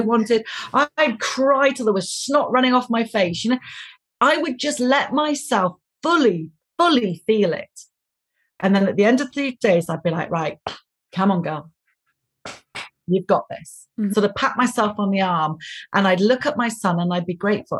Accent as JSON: {"language": "English", "country": "United Kingdom", "said": "I'm British"}